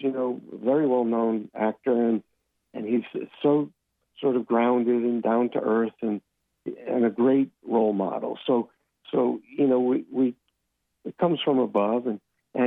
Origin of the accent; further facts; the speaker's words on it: New York, United States; moved away; I went to a lot of those growing up in New York